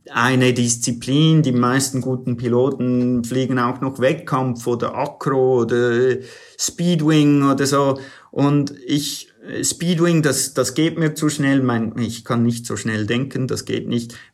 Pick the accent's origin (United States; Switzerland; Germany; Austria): United States; ich bin in den USA aufgewachsen, ich, ich bin zweisprachig aufgewachsen